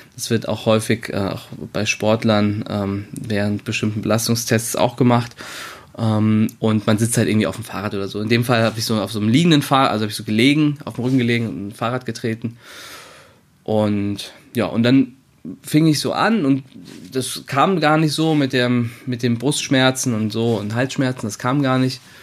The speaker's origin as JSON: {"language": "German", "town": "Wiesbaden", "region": "Hesse", "country": "Germany", "also_born_or_lived": "Berlin", "moved": "as an adult", "said": "Ich komme zwar ursprünglich auch aus Wiesbaden, habe aber anderthalb Jahre in Berlin gewohnt"}